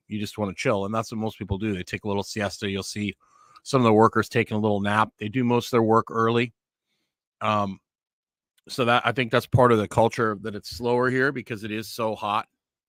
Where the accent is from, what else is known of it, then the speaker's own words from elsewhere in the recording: Fort Saskatchewan, Alberta, Canada; I grew up in Edmonton, Alberta, a town called Fort Saskatchewan, which is just outside Edmonton.